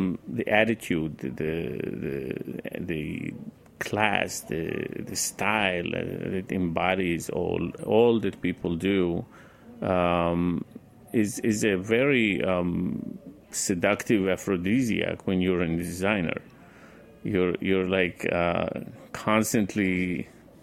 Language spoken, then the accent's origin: English; Jerusalem, Jerusalem District, Israel; moved away as an adult; also born or lived in Transylvania, Romania / Milan, Italy / New York City, United States; I grew up in Israel. I lived there most of my life.